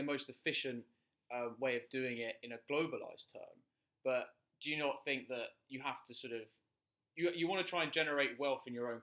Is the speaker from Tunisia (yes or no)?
no; United Kingdom; we come from the United Kingdom